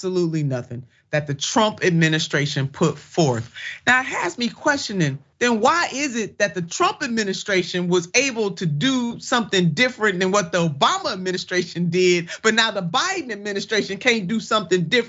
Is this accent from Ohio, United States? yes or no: yes; Ohio, United States; my home state in East Palestine, Ohio